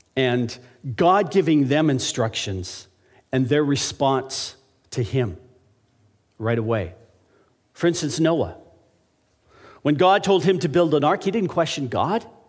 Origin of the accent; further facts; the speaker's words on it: Alberta, Canada; when I was a young child, growing up in Alberta